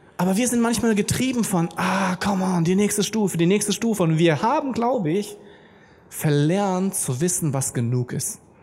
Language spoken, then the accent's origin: German; Germany; wir sind Deutsche